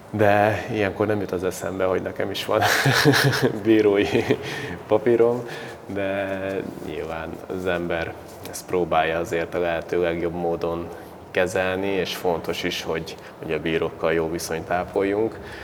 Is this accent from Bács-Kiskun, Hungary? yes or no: yes; Baja, Bács-Kiskun, Hungary; now in Szolnok, Hungary